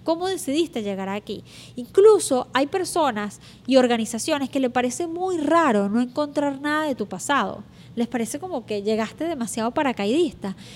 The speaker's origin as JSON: {"language": "Spanish", "country": "Venezuela", "moved": "yes", "said": "uso mucho la palabra chévere, porque soy venezolana, y digo chévere muchas veces."}